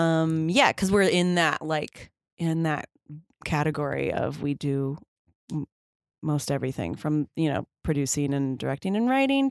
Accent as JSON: {"language": "English", "region": "Texas", "country": "United States", "tie": "born or raised there", "said": "In Texas."}